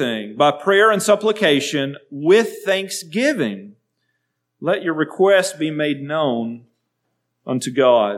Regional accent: United States; as American citizens

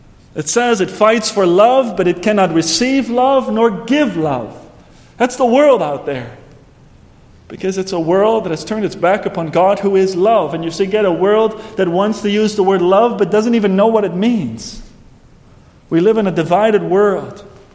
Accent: Netherlands; moved away; back in my hometown in Heerden.

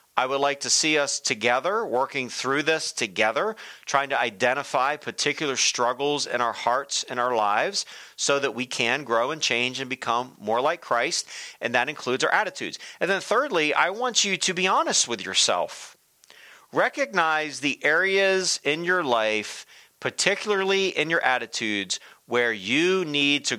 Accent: Delaware, United States; When I was a kid growing up, I grew up in Delaware.

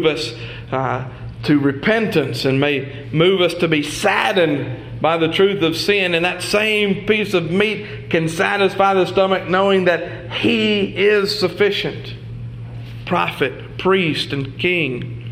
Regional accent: the South, United States; I'm from the South

